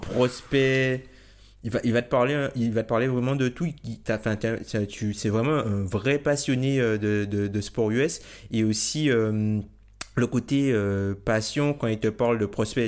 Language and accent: French; Guadeloupe, France; moved away as an adult; also born or lived in south of Île-de-France; now in Île-de-France, France; originaire de Guadeloupe du coup. je suis en France hexagonale depuis maintenant 5 ou 6 ans